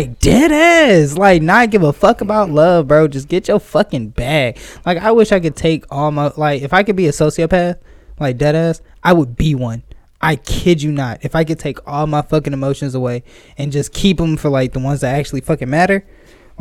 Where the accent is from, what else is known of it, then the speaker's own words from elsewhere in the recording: Atlanta, Georgia, United States; I am from Atlanta